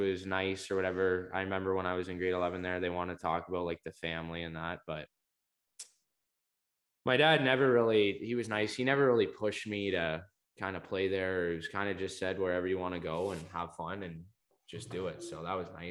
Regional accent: Maidstone, Ontario, Canada; I grew up Maidstone, Ontario.

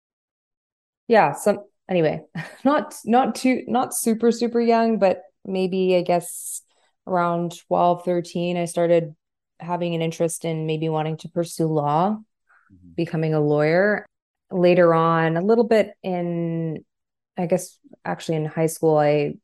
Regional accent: Montreal, Quebec, Canada; I'm from Montreal

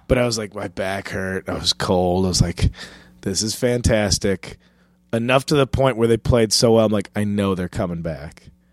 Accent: Chicago, Illinois, United States; moved away; Chicago's my hometown

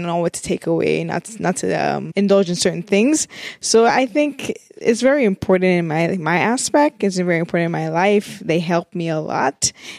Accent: Trinidad & Tobago; also born or lived in United States; now in Canada; I'm from the Caribbean, from Trinidad and Tobago, and I have been introduced to different cultures, like the culture in the USA and then the culture here in Canada.

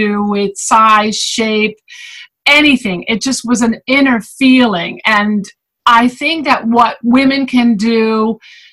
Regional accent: Netherlands; moved away as an adult; also born or lived in Fort Lauderdale, Florida; now in United States; I was born and raised in the Netherlands

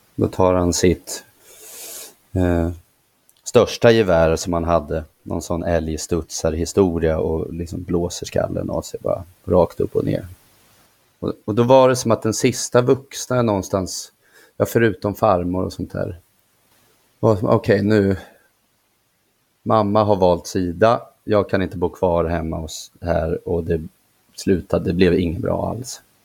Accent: Nyköping, Södermanland, Sweden; jag trivdes inte hemma i Nyköping, hemma hos mamma

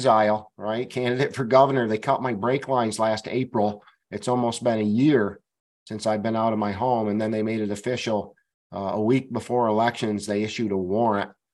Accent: Bennington, Vermont, United States; I went back to my hometown of Bennington, Vermont

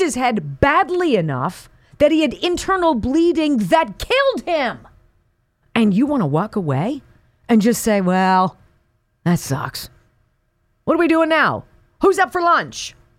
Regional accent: Calabasas, California, United States; this is just up the one oh one freeway from where I grew up in Calabasas

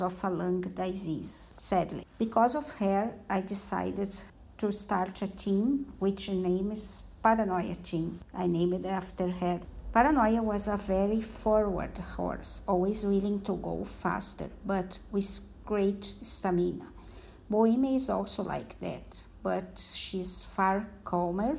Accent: Rio Grande do Sul, Brazil; I'm from Rio Grande do Sul state, south of Brazil.

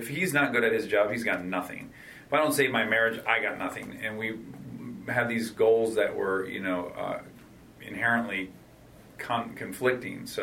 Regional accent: Michigan, United States; as a kid growing up in Michigan

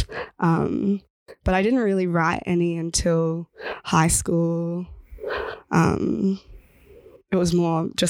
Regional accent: Horsham, Victoria, Australia; moved away as an adult; now in Melbourne, Australia; I'm from Watchabullock Country in Western Victoria in a town called Horsham

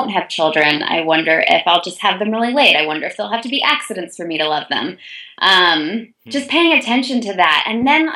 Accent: Chicago, Illinois, United States; moved away; also born or lived in Ann Arbor, Michigan / Davidson, North Carolina; I'd grown up in Chicago, Illinois

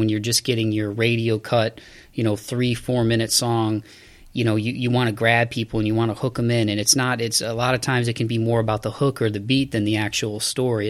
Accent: Toledo, Ohio, United States; little suburb of Toledo, my hometown

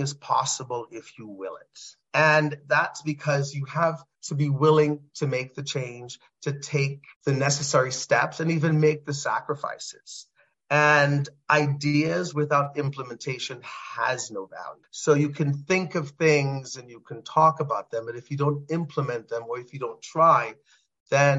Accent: Trinidad & Tobago; moved away; a young boy growing up in Trinidad and Tobago.

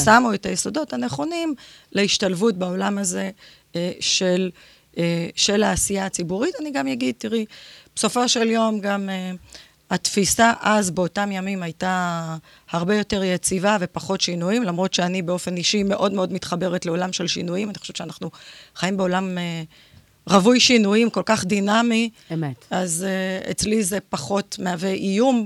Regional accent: Ashkelon, Southern District, Israel; נולדתי באשקלון, בת פריפריה.

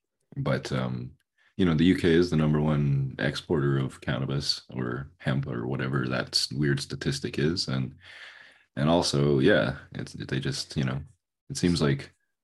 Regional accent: Saskatchewan, Canada; I'm from Canada. Don't worry about Canadian it. Don't even worry. From Saskatchewan, yeah.

